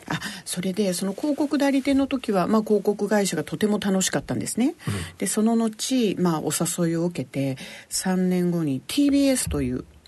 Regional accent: Yokohama, Kanagawa, Japan; 私はあの横浜市の保土ヶ谷区というところで生まれ育ちましては

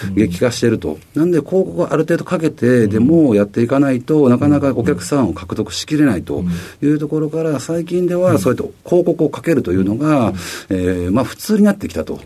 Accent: Fukuchiyama, Kyoto, Japan; moved away as an adult; also born or lived in Osaka / Tokyo; 京都府の福知山市という町で生まれ育ちました

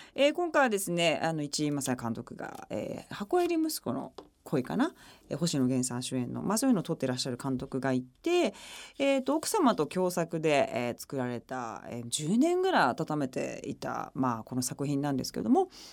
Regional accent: Okayama, Japan; 地元岡山

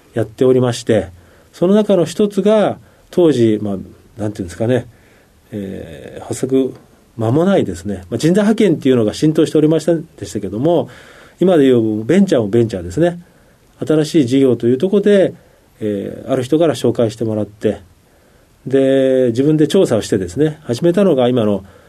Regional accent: Shimonoseki, Yamaguchi, Japan; moved away as an adult; 18までは山口県のですね下関におりました

